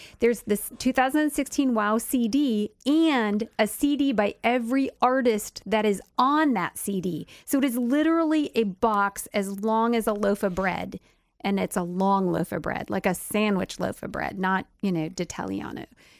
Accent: Minnesota, United States; I am a Minnesotan.

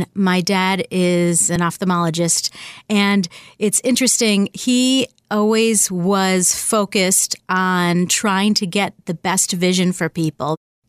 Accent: Buffalo, New York, United States; moved away as an adult; also born or lived in Washington, D.C.; now in Boston, United States; I was born in D.C., but I grew up in Buffalo

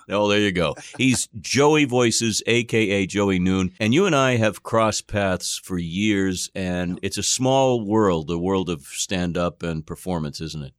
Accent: Boston, Massachusetts, United States; we're emanating from Boston, of course. Uh, that's, everybody knows now, that's where I'm from

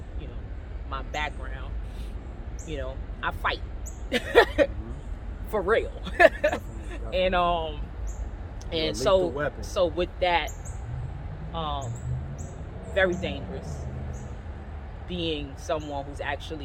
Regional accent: New York City, New York, United States; I'm from Castle Hill Projects, and to be from the hood

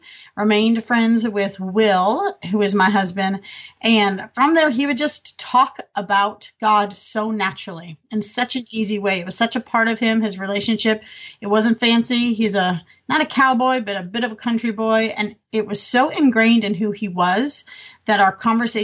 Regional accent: Los Angeles, California, United States; moved away as an adult; also born or lived in Germany; now in Texas, United States; I think like a Californian

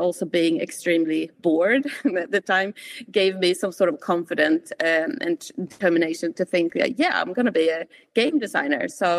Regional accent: Sweden; accent: hybrid; now in New Zealand; And I'm also originally from Sweden, hence my hybrid accent, if anyone is wondering.

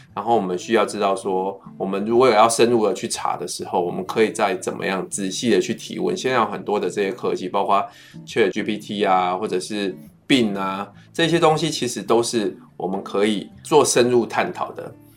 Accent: Wandan, Pingtung County, Taiwan; moved away; 就是我的故乡万丹。

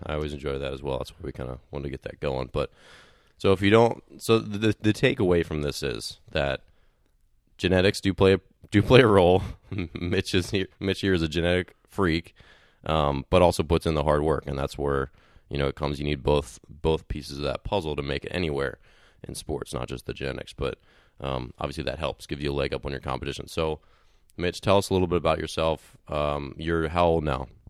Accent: Maryland, United States; moved away; I grew up in Maryland

